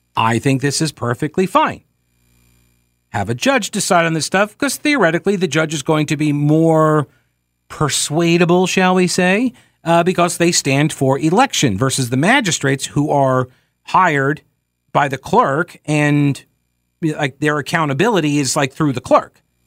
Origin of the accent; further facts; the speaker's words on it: Long Island, New York, United States; moved away; I'm originally from Long Island, I grew up about fifty miles east of the city.